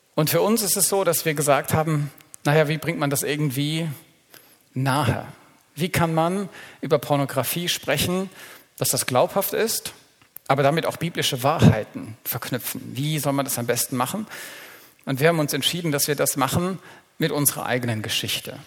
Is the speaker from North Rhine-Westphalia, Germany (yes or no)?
no; Black Forest, Baden-Württemberg, Germany; Wir stammen aus dem Schwarzwald